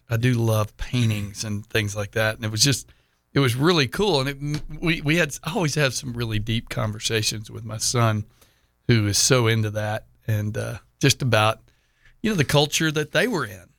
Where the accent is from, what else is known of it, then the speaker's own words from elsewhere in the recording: Houston, Texas, United States; also born or lived in Dallas–Fort Worth; I grew up in Houston